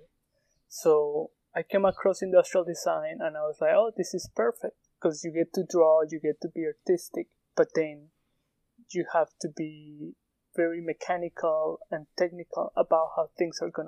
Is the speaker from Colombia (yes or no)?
yes; Colombia; English is a second language; moved away as an adult; now in United States; I'm a shoemaker from Colombia